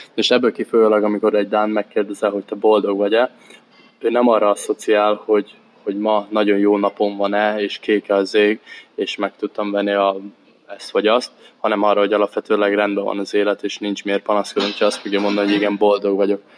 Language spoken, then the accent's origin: Hungarian; Érd, Pest, Hungary; moved away as an adult; now in Denmark; Érden, ahol én felnőttem